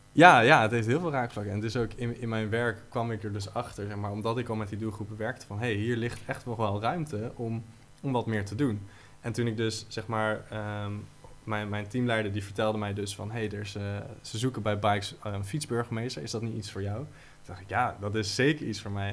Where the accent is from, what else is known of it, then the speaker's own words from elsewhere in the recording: Utrecht, Netherlands; als Utrechters